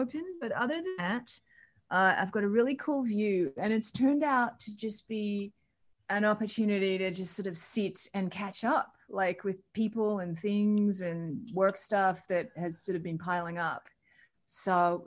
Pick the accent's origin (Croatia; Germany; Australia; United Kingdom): Australia; Melbourne, Victoria; I grew up in Melbourne with a single mom